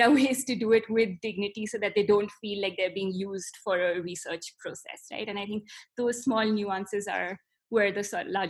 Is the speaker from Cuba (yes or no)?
no; India; but you said you are a person of color because I'm Indian, but I don't think you are.